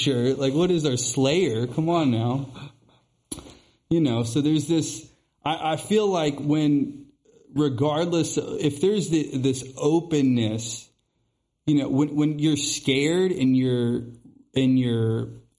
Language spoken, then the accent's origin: English; the South, United States; I grew up in the South